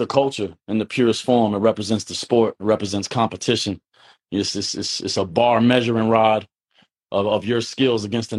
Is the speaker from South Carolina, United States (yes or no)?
yes; Charleston, South Carolina, United States; I'm from Charleston, South Carolina. Nowhere else.